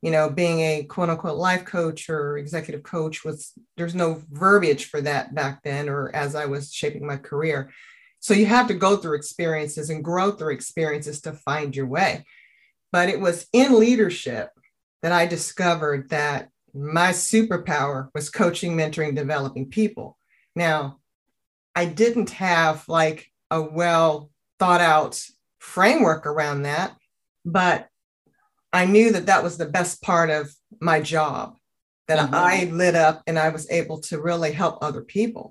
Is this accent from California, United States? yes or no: yes; Oakland, California, United States; also born or lived in Union City, California; I am a product of being born and raised in Oakland